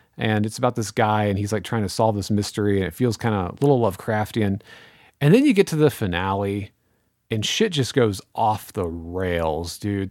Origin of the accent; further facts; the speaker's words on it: Missouri, United States; I'm from Missouri